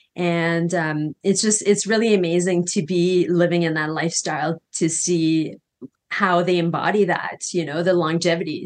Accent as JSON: {"language": "English", "country": "Canada", "moved": "as an adult", "lives_now": "Costa Rica", "said": "I'm from Canada originally, and I came to Costa Rica, and I'm currently living in Costa Rica"}